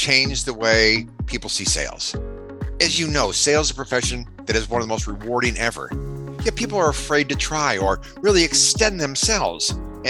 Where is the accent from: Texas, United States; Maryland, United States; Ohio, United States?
Ohio, United States; moved away; I'm from Ohio, and we're a big college fan and a pro football fan there.